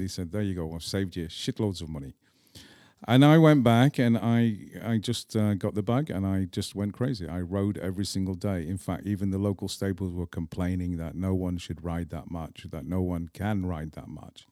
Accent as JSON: {"language": "English", "town": "Manchester", "region": "North West England", "country": "United Kingdom", "tie": "born or raised there", "also_born_or_lived": "Scotland / Prague, Czech Republic", "accent": "English", "moved": "as an adult", "lives_now": "Czech Republic", "said": "even though I grew up in England"}